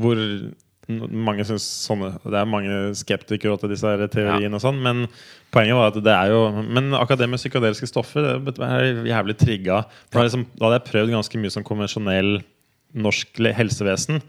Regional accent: Kongsberg, Buskerud, Norway; moved away as an adult; also born or lived in United States; jeg er fra Kongsberg og Flesberg, liksom Numedal-Kongsberg-traktene. Ja. Det er som liksom det som er opp, opprinnelsen

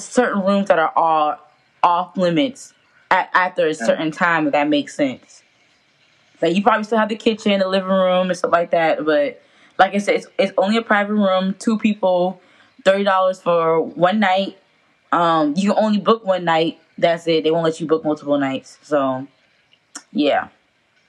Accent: South Carolina, United States; we're all from South Carolina and we are currently in South Carolina

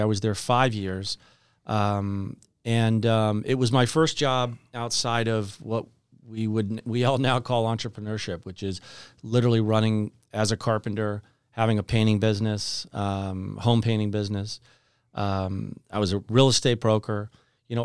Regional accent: Kensington, Maryland, United States; And, I grew up in Kensington, Maryland, just outside of Washington, D.C.

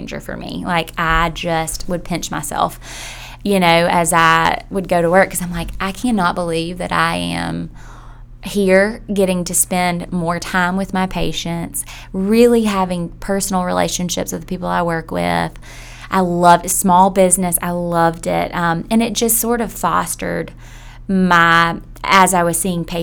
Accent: Millen, Georgia, United States; now in Athens, United States; I'm from a small town in South Georgia.

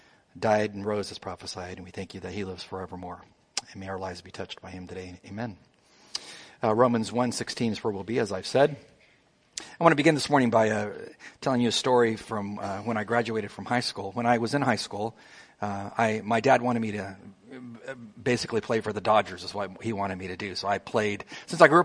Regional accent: Imperial Valley, Southern California, United States; in the Imperial Valley where I grew up in Southern California in the desert near Yuma

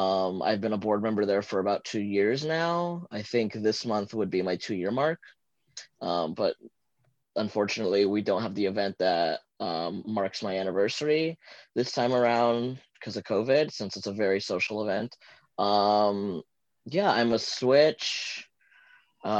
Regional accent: Santa Ana, El Salvador; born there; moved away; I am a transgender fluid immigrant from El Salvador. I was born in Santa Ana.

